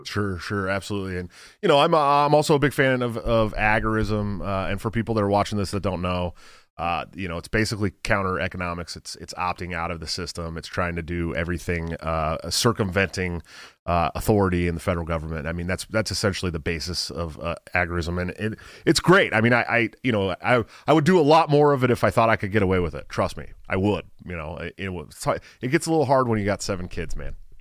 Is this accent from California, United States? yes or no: yes; Bay Area, California, United States; moved away as an adult; I grew up in the Bay Area